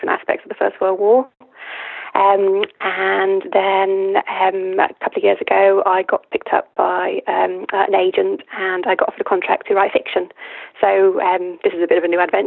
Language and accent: English; Lancashire, North West England, United Kingdom; moved away as an adult; also born or lived in Durham; now in France; I'm from Lancashire in the northwest of England.